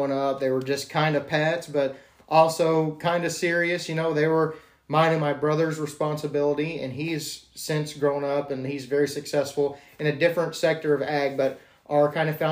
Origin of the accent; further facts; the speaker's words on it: Iola, Texas, United States; I ended up going, as far as school goes, to six different schools before the fifth grade, and then went from fifth grade on to Iola